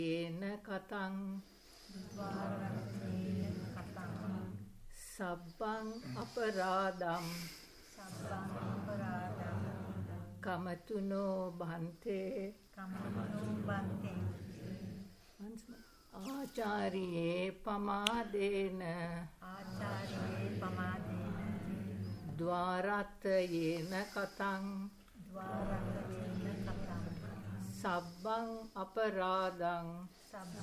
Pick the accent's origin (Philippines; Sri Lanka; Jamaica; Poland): Sri Lanka; now in United Kingdom; I was born in Sri Lanka. I've been around many, many years.